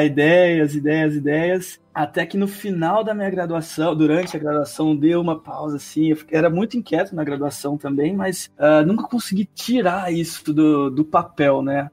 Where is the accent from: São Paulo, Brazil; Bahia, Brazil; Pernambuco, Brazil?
São Paulo, Brazil; Ribeirão Preto; also born or lived in Minas Gerais / Piracicaba; eu nasci em Minas Gerais, sou, apesar do sotaque, que não, não ser tanto assim, cresci em Ribeirão Preto também